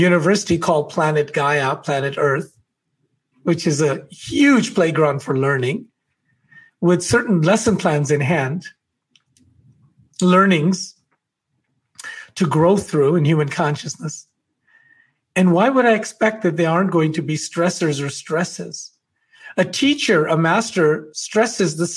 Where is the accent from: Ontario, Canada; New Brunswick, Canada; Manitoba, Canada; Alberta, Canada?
Alberta, Canada; I'm from Alberta.